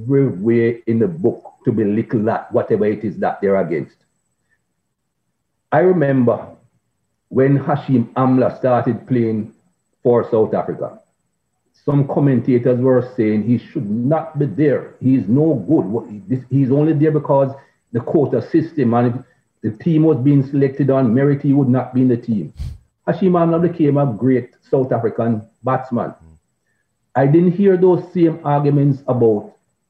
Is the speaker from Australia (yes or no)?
no; Jamaica; growing up in Jamaica